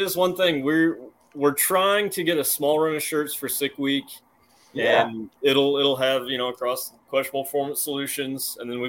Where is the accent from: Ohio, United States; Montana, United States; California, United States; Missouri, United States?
Missouri, United States; And I'm born and raised in Missouri.